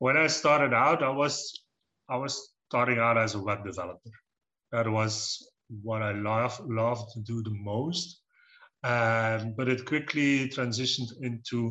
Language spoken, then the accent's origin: English; Belgium; I'm from Belgium. I'm pure Belgian. I've been living here for almost 40 years now, more than 40 years. And yeah, I've been growing up in the countryside